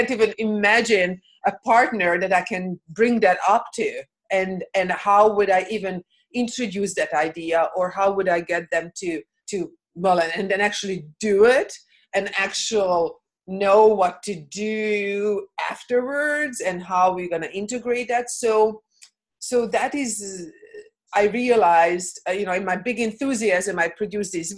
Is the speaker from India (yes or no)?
no; Hungary; moved away; I come from Hungary. I come from a communist background